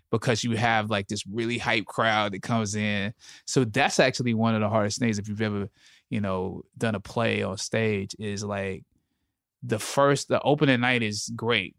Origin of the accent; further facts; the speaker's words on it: Anderson, South Carolina, United States; I grew up, I'm from Anderson, South Carolina